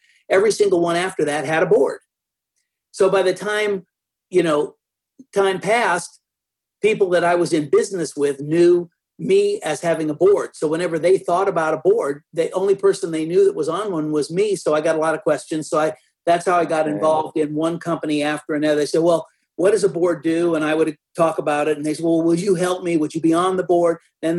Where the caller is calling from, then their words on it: Texas, United States; I'm in a suburb of Dallas, Texas.